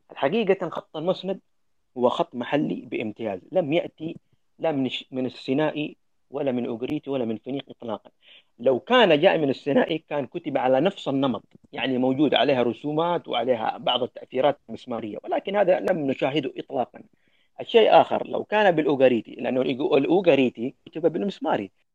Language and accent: Arabic; Yemen; عندنا في اليمن